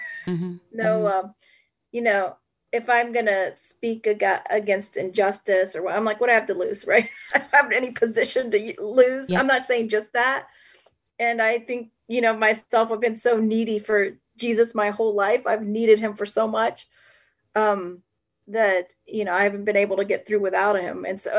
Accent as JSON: {"language": "English", "country": "Puerto Rico", "tie": "born there", "said": "A lot of times I say I was born very poor. I was born in Puerto Rico and there's poverty in my family."}